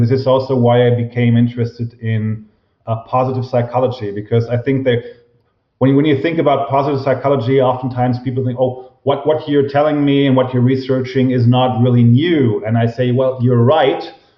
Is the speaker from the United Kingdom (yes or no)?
no; Germany; I'm from Germany, obviously